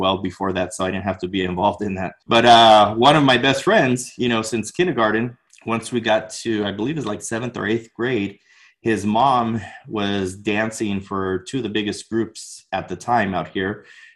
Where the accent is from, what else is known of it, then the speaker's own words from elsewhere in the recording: Orange County, Southern California, United States; I was born and raised here in Orange County, Southern California